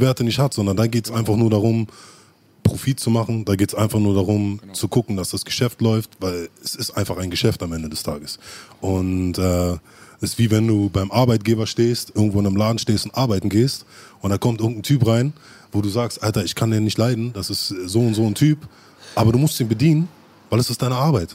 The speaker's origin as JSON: {"language": "German", "region": "Berlin", "country": "Germany", "tie": "born or raised there", "said": "wir sind halt nicht in großen Bezirken wie Kreuzberg oder Schöneberg groß geworden. Das heißt, wir hatten Siedlungen"}